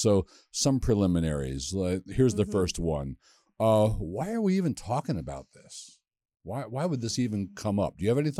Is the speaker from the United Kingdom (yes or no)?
no; Westminster, Maryland, United States; we're both from the same town in Maryland. We're both from Westminster.